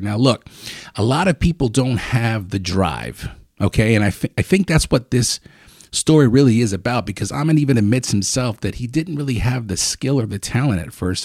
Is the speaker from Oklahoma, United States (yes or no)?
no; Lancaster, Pennsylvania, United States; I grew up on Fourth, Fourth and Coral, right there